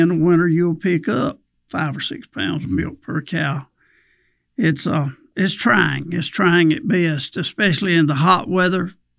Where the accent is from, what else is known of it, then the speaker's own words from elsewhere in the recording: Tylertown, Mississippi, United States; from Tylertown, Mississippi, and I too am Genuine Mississippi.